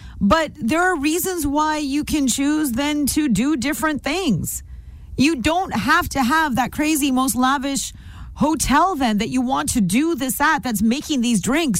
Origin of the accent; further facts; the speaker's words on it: India; I'm Indian.